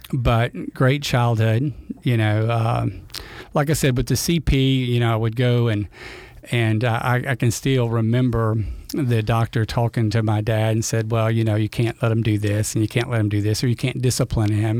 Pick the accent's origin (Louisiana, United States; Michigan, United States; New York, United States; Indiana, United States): Louisiana, United States; I grew up here in Louisiana you know, uh, I think I'm the only one of my siblings that was born here in Louisiana.